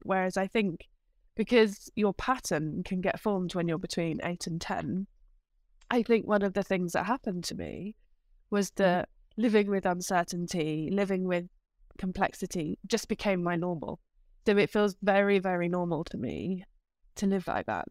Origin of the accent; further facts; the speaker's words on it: United Kingdom; moved away as an adult; now in Amsterdam, Netherlands; I am a Brit who lives in Amsterdam.